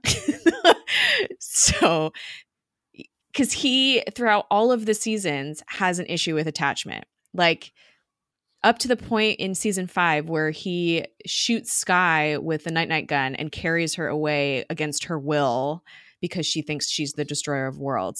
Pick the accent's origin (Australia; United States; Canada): United States; Long Beach, California; I grew up in Long Beach